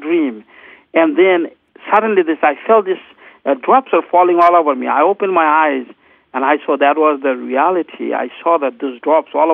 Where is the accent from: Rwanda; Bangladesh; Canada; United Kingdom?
Bangladesh; I grew up in Bangladesh